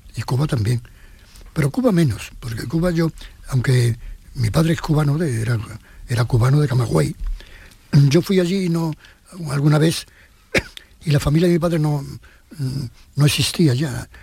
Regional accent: Jerez de la Frontera, Andalusia, Spain; born or raised there; moved away; also born or lived in Madrid

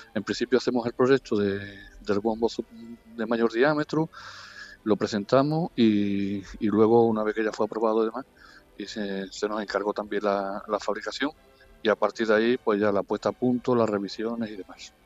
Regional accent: Ubrique, Andalusia, Spain; mi pueblo de Ubrique

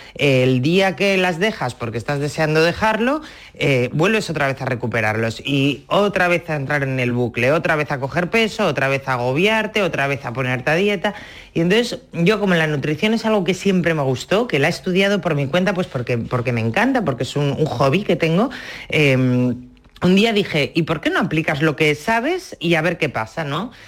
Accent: Asturias, Spain

